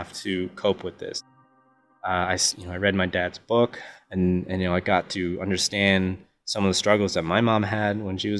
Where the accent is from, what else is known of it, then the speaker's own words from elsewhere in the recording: United States; I grew up in America